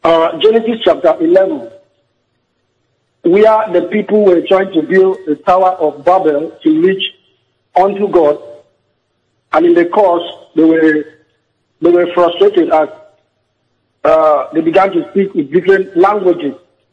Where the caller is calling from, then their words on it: Port Harcourt, Rivers State, Nigeria; I'm calling from Port Harcourt.